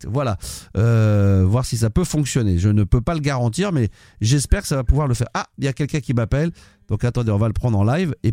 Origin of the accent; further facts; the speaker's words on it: Marseille, Provence-Alpes-Côte d'Azur, France; Les gens pensent systématiquement que parce qu'on est de Marseille, on aime le foot et on supporte l'Olympique de Marseille